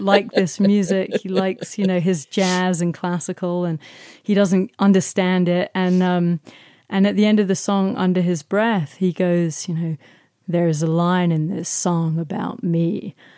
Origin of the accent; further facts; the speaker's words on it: London, United Kingdom; I grew up in South London